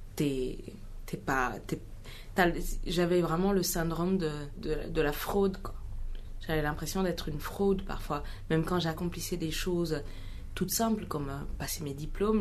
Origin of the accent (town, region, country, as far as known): Mali; born or raised there; French is a second language; moved away; also born or lived in Ghana